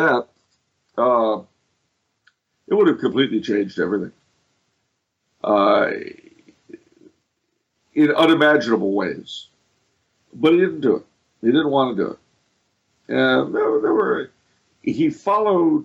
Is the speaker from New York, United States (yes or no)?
yes; New York, United States; moved away; I was born in New York. Of course, I'm of French-Canadian descent. But I live in a city founded by the American ally, Carlos III